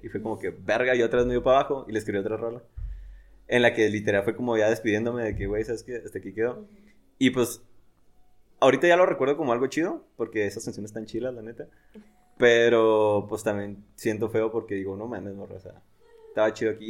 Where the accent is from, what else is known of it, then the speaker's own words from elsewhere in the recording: Delicias, Chihuahua, Mexico; yo soy de Delicias